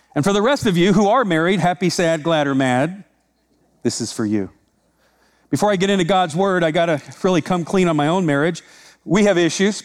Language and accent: English; Iowa, United States; I'm from Iowa.